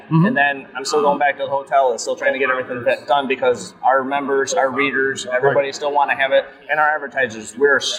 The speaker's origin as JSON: {"language": "English", "region": "Massachusetts", "country": "United States", "said": "I'm from Massachusetts."}